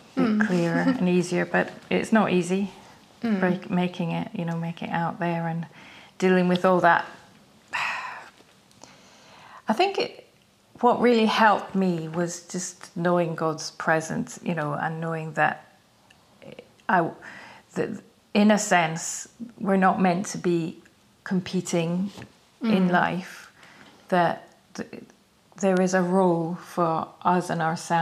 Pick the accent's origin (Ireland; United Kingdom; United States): United Kingdom; Scotland; moved away as an adult; also born or lived in London; being Scottish